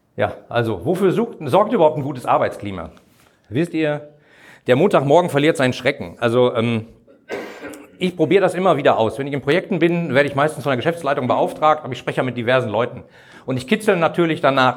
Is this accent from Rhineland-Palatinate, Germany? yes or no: no; Bochum, North Rhine-Westphalia, Germany; in meiner Heimatstadt in Bochum